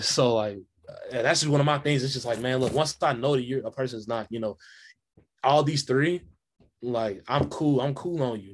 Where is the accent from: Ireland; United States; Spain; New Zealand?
United States; Kansas City, Missouri; I'm from Kansas City, Missouri